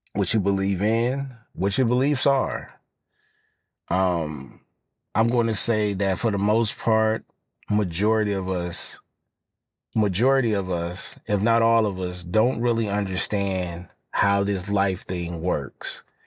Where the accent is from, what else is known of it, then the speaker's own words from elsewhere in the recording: Los Angeles, California, United States; I'm from South L